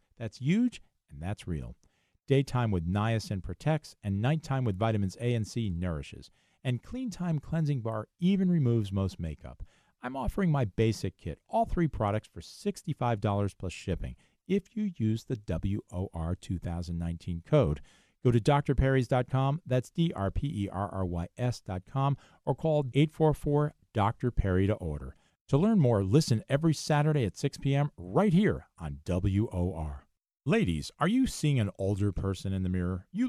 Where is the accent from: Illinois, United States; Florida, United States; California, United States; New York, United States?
Illinois, United States; Chicago; accent: Chicago; So I call it liposuction. And that's my Chicago accent.